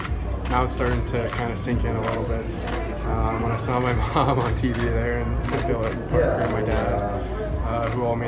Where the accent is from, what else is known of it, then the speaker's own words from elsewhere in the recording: Sherwood Park, Alberta, Canada; So I'm from Sherwood Park, so it's just outside Edmonton.